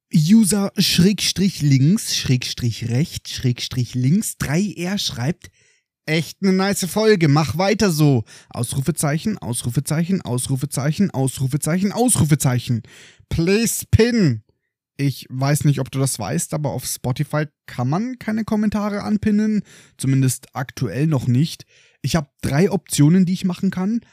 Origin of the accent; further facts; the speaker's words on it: Germany; Bei uns in Deutschland